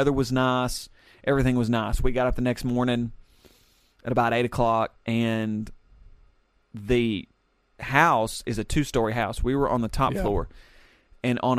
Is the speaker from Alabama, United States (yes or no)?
yes; Alabama, United States; my fellow Americans, my fellow Alabamians